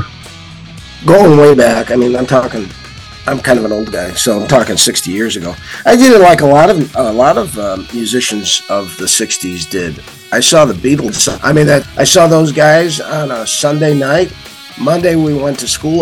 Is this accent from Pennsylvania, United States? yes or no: no; Missouri, United States; my home state of Missouri